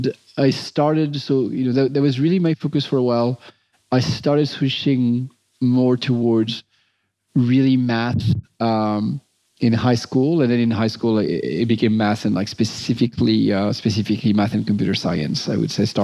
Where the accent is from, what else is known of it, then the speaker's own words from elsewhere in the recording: Montrouge, Île-de-France, France; moved away; I grew up near Paris